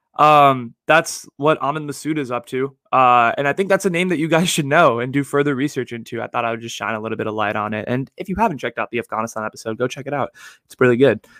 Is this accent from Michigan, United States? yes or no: no; the Bay Area, California, United States; Born and raised in the Bay